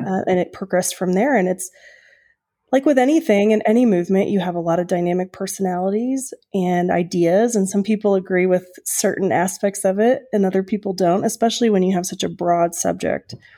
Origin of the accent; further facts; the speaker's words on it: Oklahoma, United States; moved away; I'm from Oklahoma originally